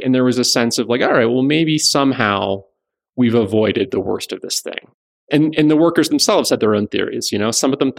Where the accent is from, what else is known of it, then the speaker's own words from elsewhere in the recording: South Florida, United States; I grew up in South Florida, spent a lot of time very close to these communities